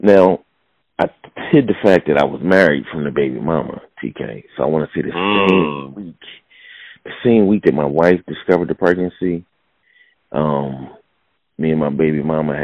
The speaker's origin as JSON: {"language": "English", "town": "Philadelphia", "region": "Pennsylvania", "country": "United States", "said": "I'm from Philadelphia"}